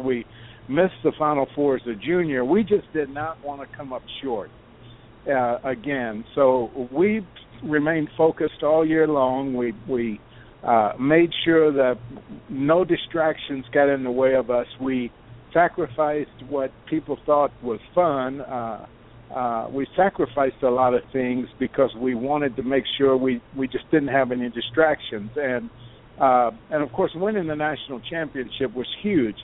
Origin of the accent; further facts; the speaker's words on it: Lexington, Kentucky, United States; I didn't just grow up in the state of Kentucky. I grew up in Lexington, about 15 minutes uh, uh, walk to the uh, to the university